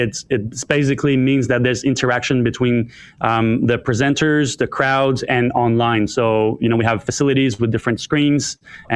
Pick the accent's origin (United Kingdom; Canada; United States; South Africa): Canada; Ottawa, Ontario; moved away as an adult; now in Australia; I was born in Ottawa, Canada. I'm French-Canadian